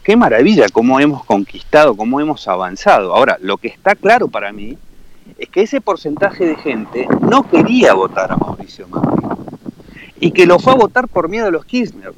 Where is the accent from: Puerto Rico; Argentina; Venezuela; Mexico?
Argentina; me desafiaste como argentino